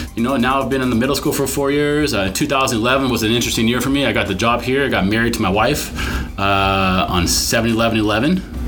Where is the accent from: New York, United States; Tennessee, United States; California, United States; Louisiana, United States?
California, United States; Los Angeles; I grew up in the San Fernando Valley, born in 1977, about 30 years after you. I went to Granada Hills High School